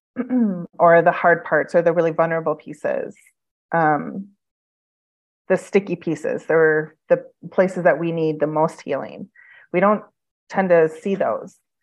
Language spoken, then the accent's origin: English; Midwest, United States; now in Phoenix, United States; I'm from the Midwest, and so I miss the seasons